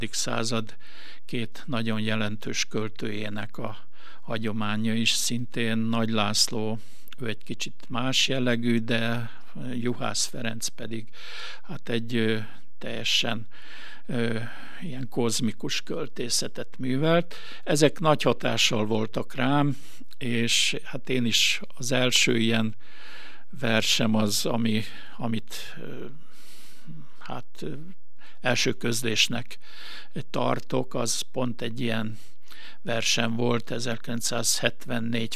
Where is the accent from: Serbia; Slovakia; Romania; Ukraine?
Serbia; Gunaroš, Vojvodina; moved away as an adult; also born or lived in Bačka Topola; now in Veszprém, Hungary; amikor én megszülettem 54-ben ezen a kis településen